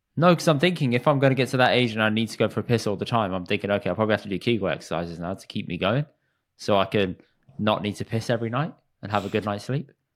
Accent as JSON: {"language": "English", "country": "United Kingdom", "said": "as British Indians"}